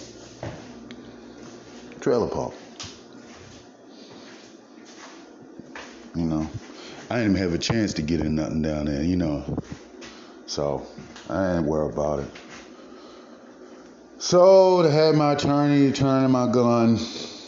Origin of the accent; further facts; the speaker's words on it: Baltimore, Maryland, United States; moved away as an adult; also born or lived in Missouri; I'm from Baltimore